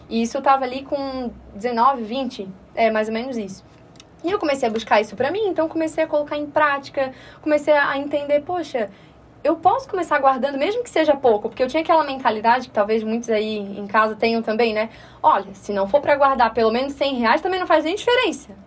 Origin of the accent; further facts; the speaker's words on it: Florianópolis, Santa Catarina, Brazil; accent: manezinho; E nascida, né, aqui em Florianópolis, então manezinha da ilha mesmo, raiz